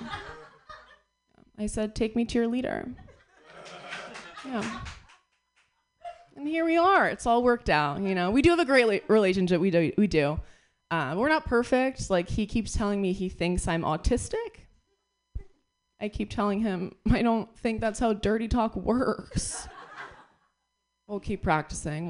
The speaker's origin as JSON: {"language": "English", "region": "New York", "country": "United States", "said": "I'm from New York. I got here 2 days ago"}